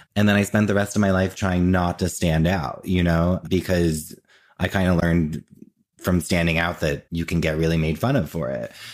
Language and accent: English; New Jersey, United States; now in New York, United States; I grew up in Jersey and I currently live in New York and I've always lived in New York or New Jersey